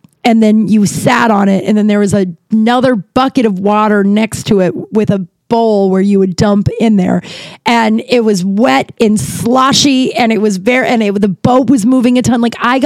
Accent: Denver, Colorado, United States; now in Los Angeles, United States; I'm from Denver, but I live in Los Angeles.

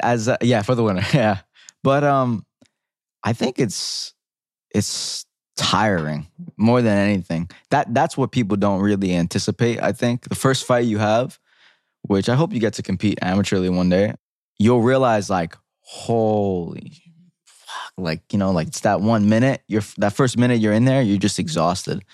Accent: New York City, New York, United States; growing up in the Bronx

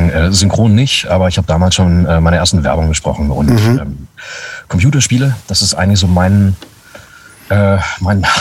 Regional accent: Braunschweig, Lower Saxony, Germany; born there; also born or lived in Frankfurt / Hamburg; now in Berlin, Germany; Ähm, bin mittlerweile seit fast zehn Jahren in Berlin, äh, gebürtiger Braunschweiger. Ähm, dann habe ich in Frankfurt Schauspiel studiert. Ähm, dann habe ich in Hamburg gelebt

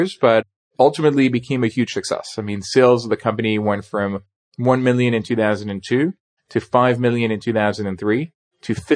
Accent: Nice, Provence-Alpes-Côte d'Azur, France; moved away as an adult; also born or lived in Paris / New York; I was born in Paris. I grew up in Nice in the southern part of France and came to the US for college.

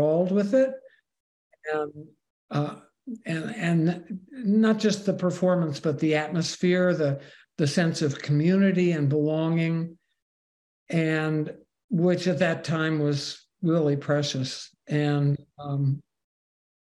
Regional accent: New York City, New York, United States; moved away; also born or lived in Michigan / Chicago; I was born in New York City, and my family were all communists

